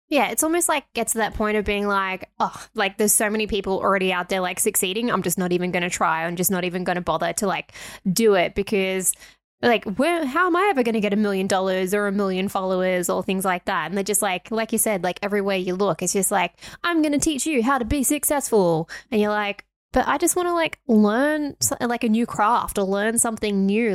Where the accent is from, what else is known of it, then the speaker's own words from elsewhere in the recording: Australia; we are Australian